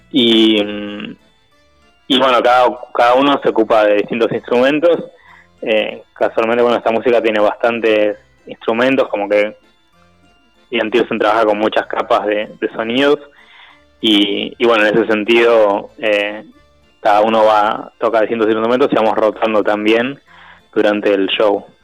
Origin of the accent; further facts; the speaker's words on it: Buenos Aires, Argentina; somos de Buenos Aires